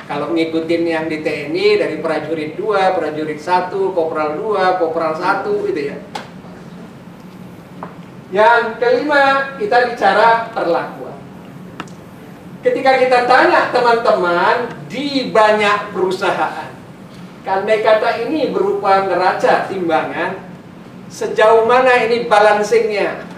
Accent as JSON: {"language": "Indonesian", "town": "Medan", "region": "North Sumatra", "country": "Indonesia", "tie": "born or raised there", "said": "Orang di kampung saya di Medan bilang"}